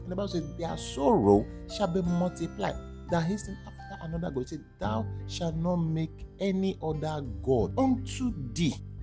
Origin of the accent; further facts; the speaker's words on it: Edo, Nigeria; I am from Edo State